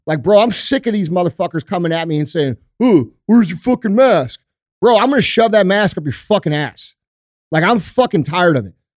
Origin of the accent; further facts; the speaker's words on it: United States; I'm fucking American